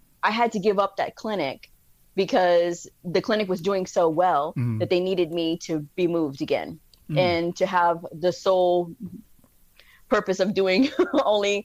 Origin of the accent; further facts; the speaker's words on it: Texas, United States; I'm a Texan